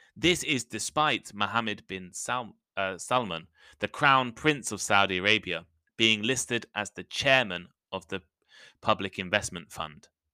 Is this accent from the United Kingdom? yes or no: yes; United Kingdom; I'm British